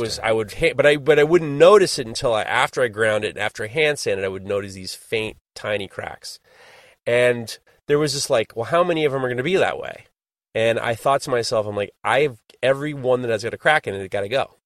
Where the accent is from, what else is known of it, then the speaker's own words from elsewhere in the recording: New York, United States; I am a born and bred New Yorker